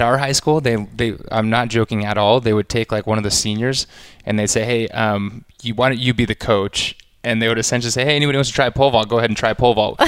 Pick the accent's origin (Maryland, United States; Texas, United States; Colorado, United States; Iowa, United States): Texas, United States; Austin; I grew up in Austin, Texas